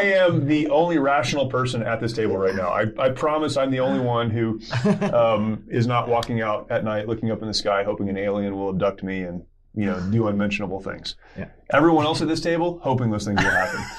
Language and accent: English; United States; we grew up in America